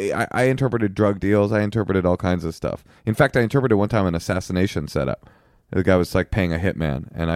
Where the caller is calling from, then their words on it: Dayton, Ohio, United States; Hope all's well. We're calling in from Dayton.